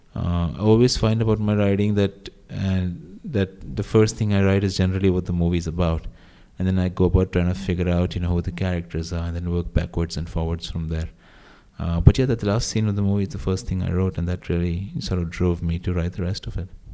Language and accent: English; India; when I was growing up in India